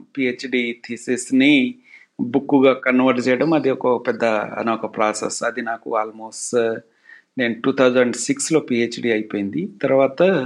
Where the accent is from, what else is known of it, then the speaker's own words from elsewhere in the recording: Kusumanchi, Telangana, India; also born or lived in Khammam; now in Hyderabad, India; మా స్కూళ్ళలో పోలీస్ క్యాంపులు ఉండేవి సో పోలీసు వాళ్ళతో మేము జిల్లెనకు అవి ఇవి కబడ్డీ ఆడుకుంటూ ఉండేటోళ్ళం చిన్నప్పుడు